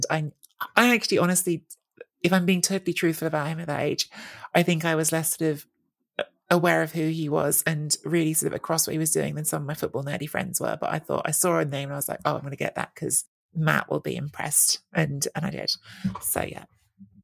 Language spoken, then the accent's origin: English; England, United Kingdom; I grew up in England, but half Italian family, I was in Italy every summer